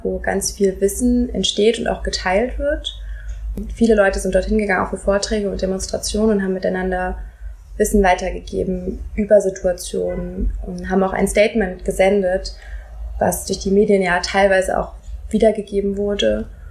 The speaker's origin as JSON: {"language": "German", "region": "Hesse", "country": "Germany", "tie": "born or raised there", "said": "Ich bin in Hessen aufgewachsen"}